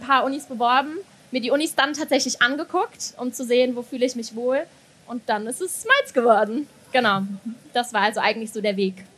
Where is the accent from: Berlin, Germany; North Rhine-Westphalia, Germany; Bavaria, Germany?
North Rhine-Westphalia, Germany; Bonn; moved away as an adult; now in Mainz, Germany; ich komme ursprünglich aus Bonn